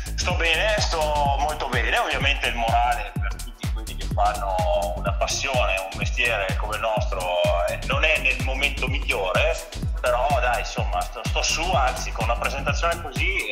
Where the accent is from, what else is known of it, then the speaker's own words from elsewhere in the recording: Verona, Veneto, Italy; sono da Verona